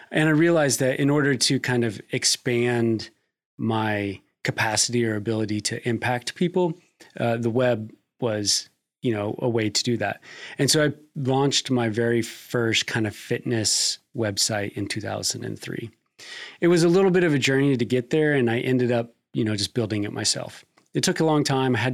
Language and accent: English; Nebraska, United States; now in Kentucky, United States; I came to Kentucky from Nebraska um, to pursue a career in uh, strength and conditioning.